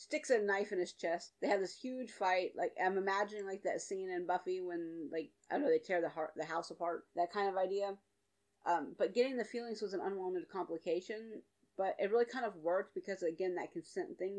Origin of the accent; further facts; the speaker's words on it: the South, United States; I'm from the South